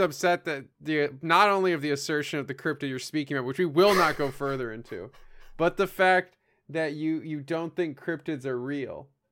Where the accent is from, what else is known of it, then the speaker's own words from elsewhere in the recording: Chicago, Illinois, United States; I'm from Chicago.